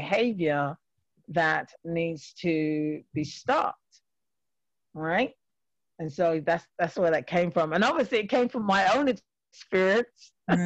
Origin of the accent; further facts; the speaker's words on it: London, United Kingdom; moved away as an adult; now in Springfield, United States; I have an accent, so I'm a Londoner, born and raised in London. And but I actually currently live in Massachusetts.